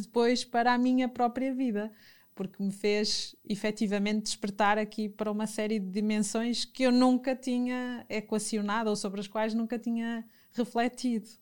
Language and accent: Portuguese; Fafe, Norte, Portugal; embora nascesse na cidade e, e tenha tido o meu uhum. percurso uhum. também na cidade, numa pequena cidade, sou minhota de, de Faf